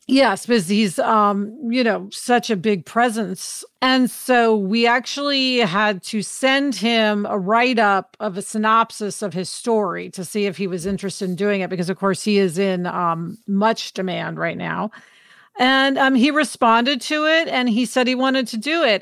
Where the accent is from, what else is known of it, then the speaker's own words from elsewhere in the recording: Kansas City, United States; growing up in Kansas City